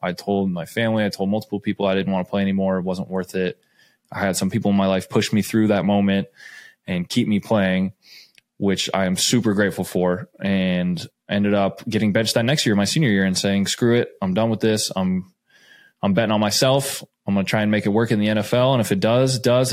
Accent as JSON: {"language": "English", "town": "Scottsdale", "region": "Arizona", "country": "United States", "tie": "born or raised there", "moved": "yes", "said": "I am a kid from Scottsdale, Arizona. I grew up there."}